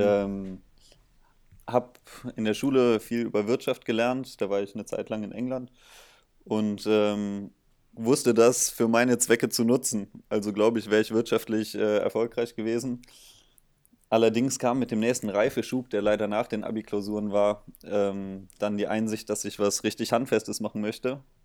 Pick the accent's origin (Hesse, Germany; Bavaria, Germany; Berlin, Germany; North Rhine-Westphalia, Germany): North Rhine-Westphalia, Germany; Bonn; moved away as an adult; now in Mainz, Germany; ich komme äh, auch aus dem Rheinland, aus Bonn